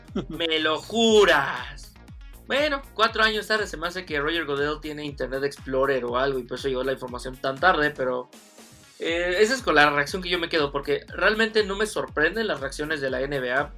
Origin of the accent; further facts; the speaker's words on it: Mexico; yo siendo mexicano